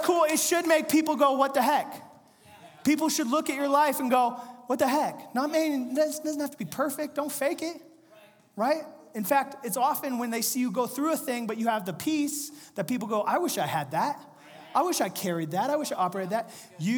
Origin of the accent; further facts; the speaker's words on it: Central/Northern California, United States; we're from Central California